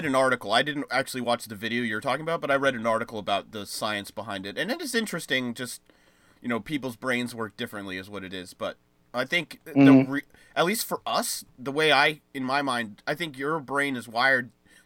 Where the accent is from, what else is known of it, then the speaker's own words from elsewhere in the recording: United States; I'm American